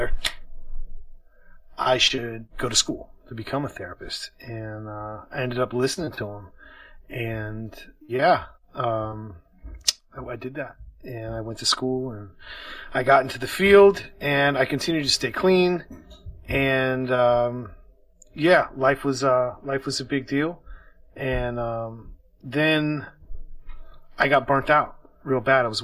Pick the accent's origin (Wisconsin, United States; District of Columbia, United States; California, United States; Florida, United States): District of Columbia, United States; Washington; I am from Washington, D.C.